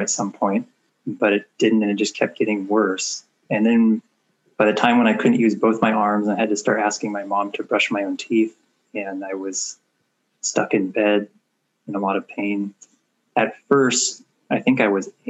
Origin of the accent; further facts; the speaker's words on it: Portland, Oregon, United States; I'm from Portland, Oregon. Been here all my life